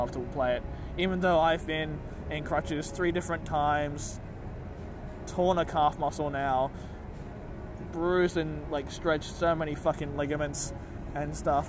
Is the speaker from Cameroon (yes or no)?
no; Australia; as an Australian